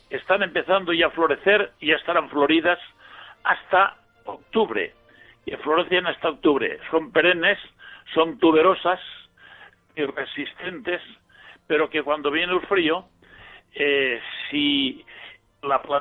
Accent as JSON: {"language": "Spanish", "town": "Villarreal", "region": "Valencian Community", "country": "Spain", "tie": "born or raised there"}